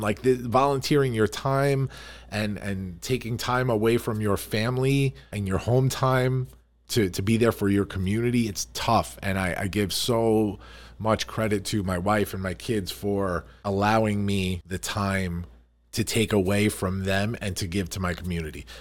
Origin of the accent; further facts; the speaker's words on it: Farmingdale, New York, United States; I grew up here